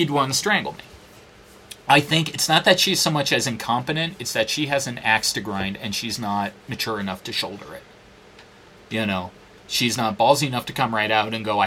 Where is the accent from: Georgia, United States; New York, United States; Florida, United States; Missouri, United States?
New York, United States; now in Phoenix, United States; I'm from New York. It's a great place.